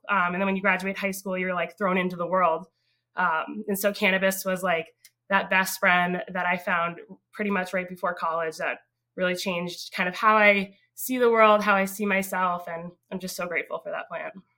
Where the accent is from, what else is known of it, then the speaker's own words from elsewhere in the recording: North Andover, Massachusetts, United States; also born or lived in Newburyport, Massachusetts; I grew up um, in North Andover, Massachusetts.